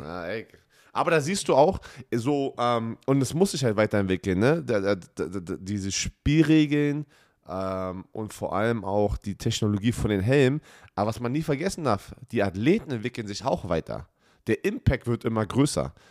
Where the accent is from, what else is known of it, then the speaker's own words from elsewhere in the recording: Germany; als Deutscher, der aus, dem deutschen, aus einer deutschen Umkleidekabine kommt